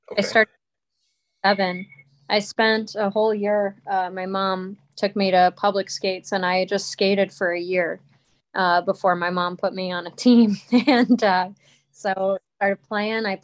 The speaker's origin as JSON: {"language": "English", "region": "Colorado", "country": "United States", "said": "I'm from Colorado originally."}